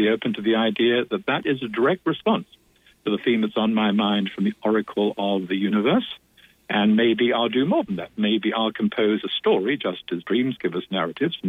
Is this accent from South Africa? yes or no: no; Australia; In my native Australia